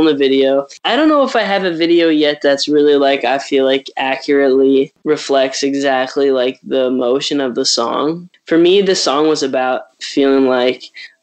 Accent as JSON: {"language": "English", "region": "Arizona", "country": "United States", "tie": "born or raised there", "moved": "yes", "said": "I grew up in Arizona"}